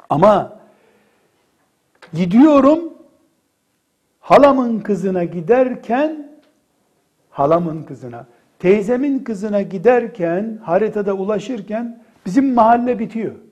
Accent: Istanbul, Turkey; Mesela işte ben İstanbulluyum. İstanbul'da filan sülaleyiz biz

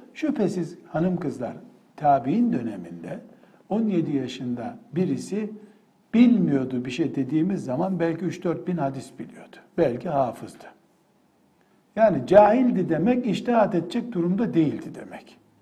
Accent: Black Sea Region, Turkey; Ben Karadenizliyim.

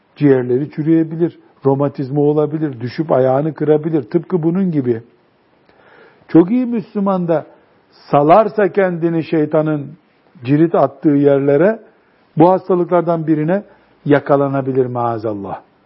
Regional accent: our Black Sea region, Turkey; bizim Karadeniz'de

